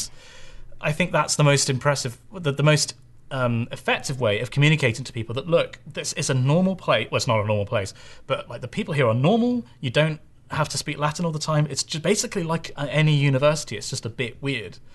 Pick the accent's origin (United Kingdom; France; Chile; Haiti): United Kingdom; Bristol, South West England; that's my hometown. Bristol, Bristol is where I'm from